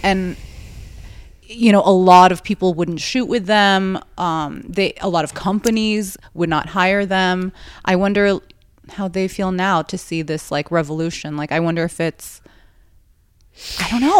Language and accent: English; New York, United States; I'm from New York